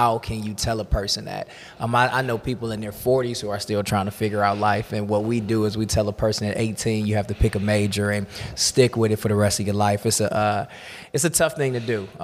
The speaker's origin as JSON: {"language": "English", "town": "Cleveland", "region": "Ohio", "country": "United States", "tie": "born or raised there", "said": "I grew up in Cleveland"}